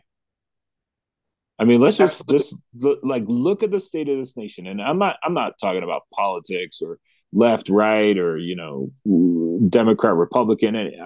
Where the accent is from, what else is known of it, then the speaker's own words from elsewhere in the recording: United States; as American Christians